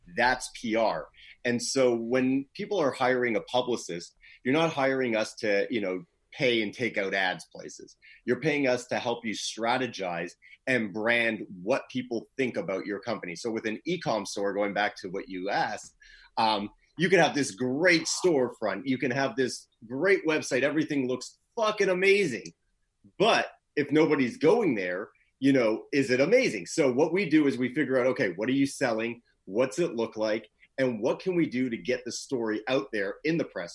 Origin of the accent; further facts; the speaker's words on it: Toronto, Ontario, Canada; moved away as an adult; also born or lived in Los Angeles, California; I am originally from Toronto, the nice cold of Canada